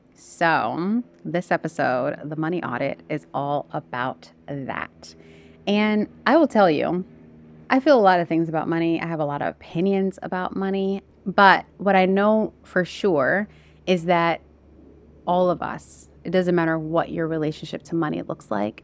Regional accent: United States; moved away as an adult; also born or lived in Southeast Asia; we're American. I'm American

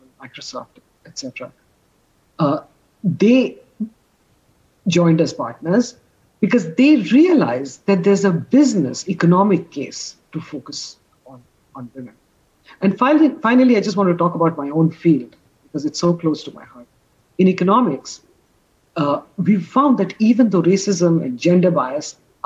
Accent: India; as an Indian

